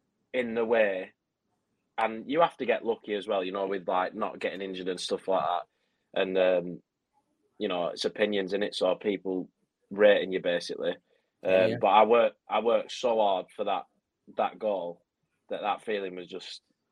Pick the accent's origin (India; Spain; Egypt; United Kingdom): United Kingdom; Clitheroe, North West England; I didn't grow up in Burnley, but not far from Burnley. Were you Clitheroe? Clitheroe, yeah.